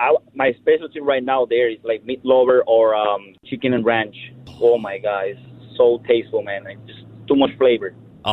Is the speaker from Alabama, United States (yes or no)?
no; Amsterdam, New York, United States; up here in Amsterdam, I'm from Amsterdam pretty much, man.